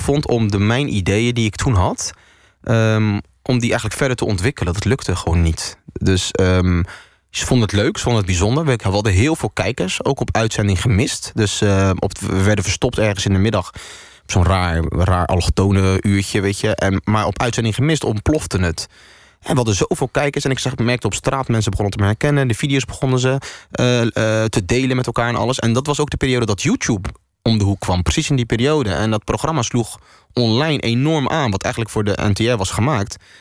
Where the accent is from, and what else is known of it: Netherlands; born or raised there